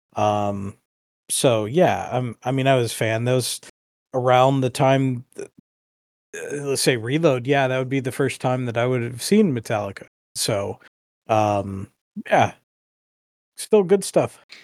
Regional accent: United States; me growing up as an American

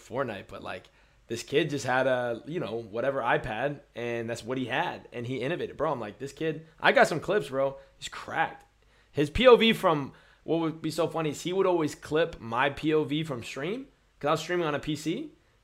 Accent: Orlando, Florida, United States; we're from Orlando

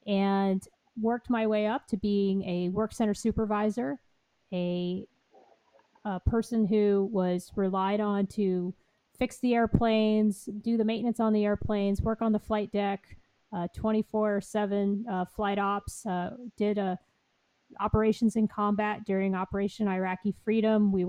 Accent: Columbus, Ohio, United States; moved away as an adult; also born or lived in Keflavik, Iceland; now in Norfolk, United States; I'm originally from Columbus, Ohio

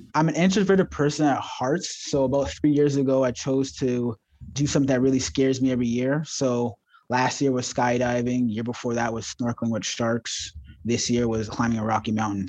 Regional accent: Ajax, Ontario, Canada; also born or lived in Toronto; I grew up in the suburbs of Ajax

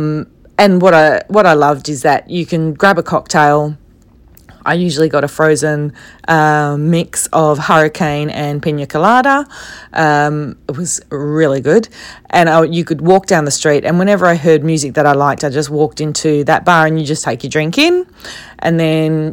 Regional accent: Australia

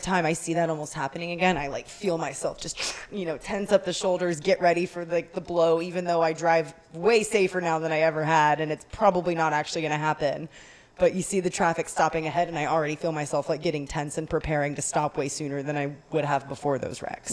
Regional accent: Texas, United States; as a Texan

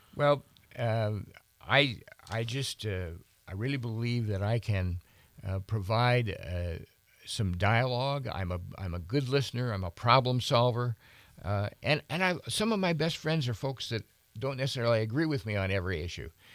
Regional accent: Bozeman, Montana, United States; now in Helena, United States; born, born and raised in Bozeman.

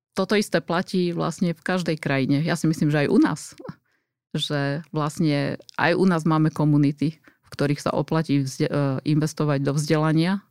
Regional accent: Jelšava, Banská Bystrica Region, Slovakia; moved away as an adult; pochádzam z Gemera, z Jelšavy, ktorá e, vždy mala e, tú svoju e, rómskú komunitu. A vlastne som vyrastala v takejto komunite

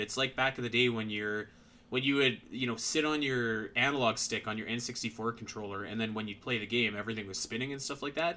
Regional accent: Canada; I'm Canadian.

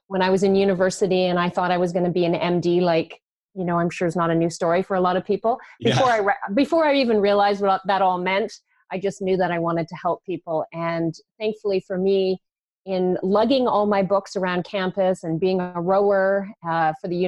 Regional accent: British Columbia, Canada; I grew up in British Columbia

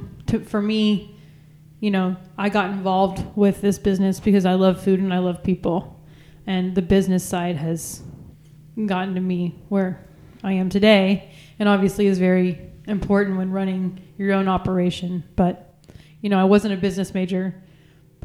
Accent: San Angelo, Texas, United States; I grew up in San Angelo, Texas, so very much in the middle of nowhere

